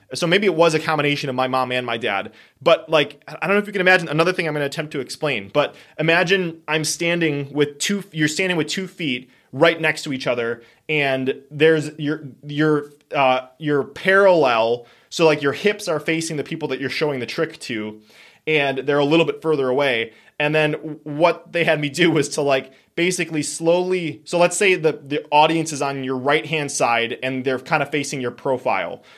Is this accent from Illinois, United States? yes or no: no; Wisconsin, United States; we are from Wisconsin